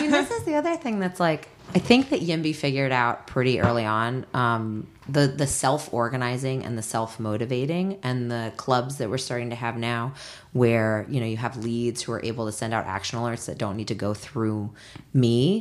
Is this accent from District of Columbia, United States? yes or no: yes; Washington, District of Columbia, United States; moved away; my hometown, Washington, D C